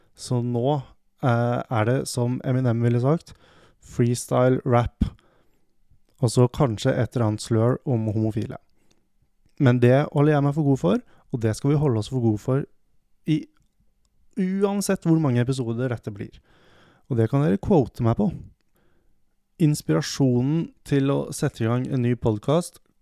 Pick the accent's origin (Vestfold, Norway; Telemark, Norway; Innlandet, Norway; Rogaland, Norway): Innlandet, Norway; Hamar; jeg er fra Hamar